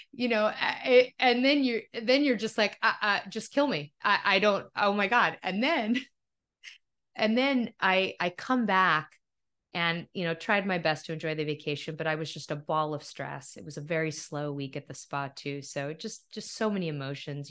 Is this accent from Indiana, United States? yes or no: no; Topanga, California, United States; moved away; also born or lived in New York / Philadelphia; my hometown of Topanga